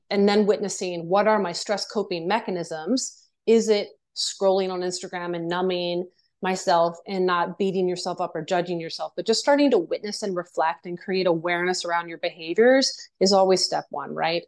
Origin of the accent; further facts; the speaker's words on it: Virginia, United States; moved away as an adult; also born or lived in Japan / New York; I did ballet, tap, and jazz, and horseback riding and stuff like that growing up in Virginia